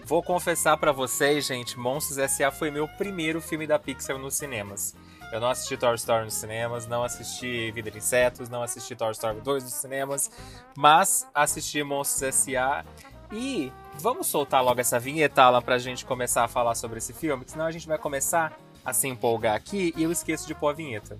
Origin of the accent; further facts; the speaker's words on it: Brazil; a gente é brasileiro